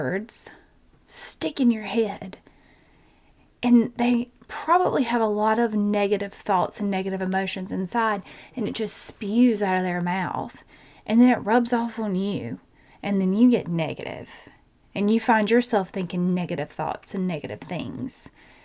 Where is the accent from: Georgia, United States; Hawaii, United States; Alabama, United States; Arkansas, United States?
Georgia, United States; I have a twin because I'm from Georgia.